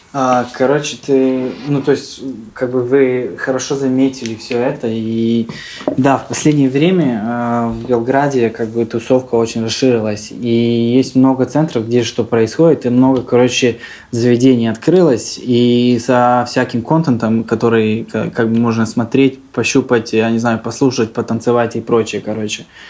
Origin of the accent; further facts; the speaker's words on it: Serbia; also born or lived in Saint Petersburg, Russia / Yaroslavl, Russia; now in Belgrade, Serbia; родился я в России, родители работали в России. Я родился в Питере, был маленьким, там, а, короче, три года мы, а, по-моему, прожили в Питере. После этого мы возвращаемся обратно в Сербию